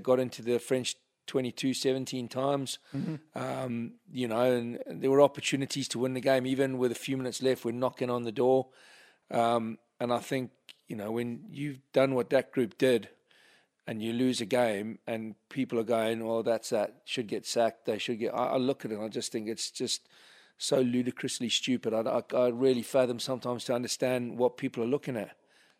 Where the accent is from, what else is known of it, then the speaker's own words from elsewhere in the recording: England, United Kingdom; despite my accent, you know, I was born in England. I'm a massively proud Englishman.